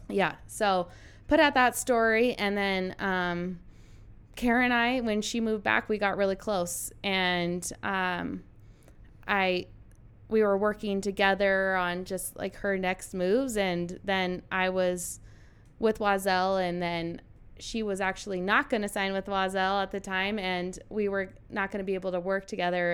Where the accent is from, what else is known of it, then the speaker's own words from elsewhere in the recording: Carson City, Nevada, United States; moved away as an adult; also born or lived in Colorado; I'm originally from Carson City, Nevada. I was a four-time state champion there